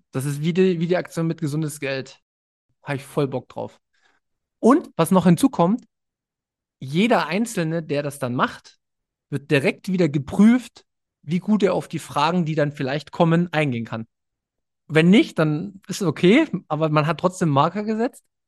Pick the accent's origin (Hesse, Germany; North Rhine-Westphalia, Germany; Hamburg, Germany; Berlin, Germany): Berlin, Germany; ich komme aus Berlin